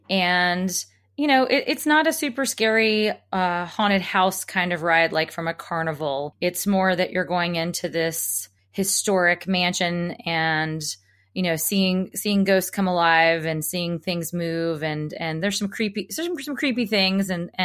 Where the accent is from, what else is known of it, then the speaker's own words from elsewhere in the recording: Alabama, United States; I mean, I grew up in Alabama, so I should know because they're kind of like the ones in the Mississippi.